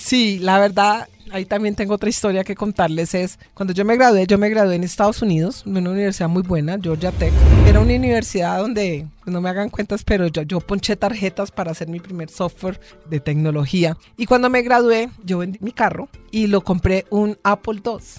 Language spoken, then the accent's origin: Spanish; Cali, Valle del Cauca, Colombia; moved away as an adult; now in Bogotá, Colombia; vengo de Cali, yo soy caleña